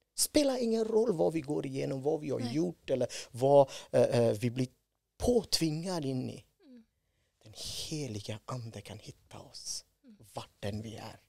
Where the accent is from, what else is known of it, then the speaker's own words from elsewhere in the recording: India; Swedish is a second language; moved away as an adult; now in Sweden; född och uppvuxen i Indien